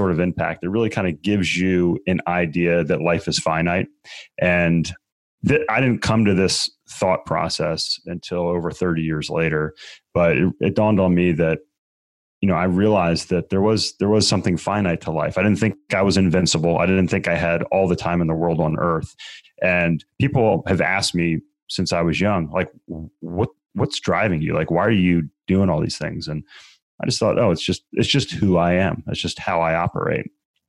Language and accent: English; Maryland, United States; Growing up, Stephen, I grew up in Maryland, just south of Baltimore.